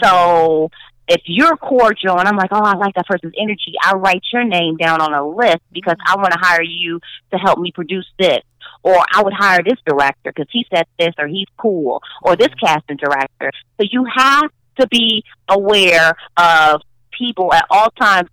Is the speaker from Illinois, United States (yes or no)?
yes; Chicago, Illinois, United States; accent: Chicago accent; I'm a Chicagoan, I'm a mm-hmm. Chicago girl